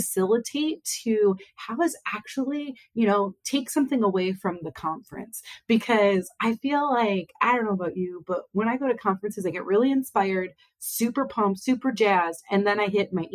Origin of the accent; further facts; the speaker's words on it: Northeast Ohio, United States; also born or lived in Athens, Ohio / Akron, Ohio / Cleveland, Ohio; I've lived in Northeast Ohio pretty much my whole life.